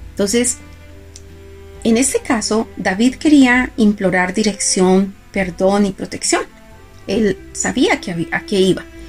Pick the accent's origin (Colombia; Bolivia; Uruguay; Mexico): Colombia; yo soy colombiana